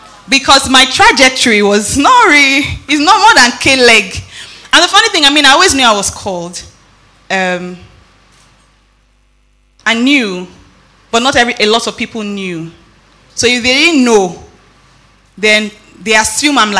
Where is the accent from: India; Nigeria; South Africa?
Nigeria; moved away; also born or lived in Benin City, Nigeria / Lagos, Nigeria; When I was growing up in Benin, I had great pastors. Growing up in Lagos, Pastor Tyron, Pastor Bimbo Odukoya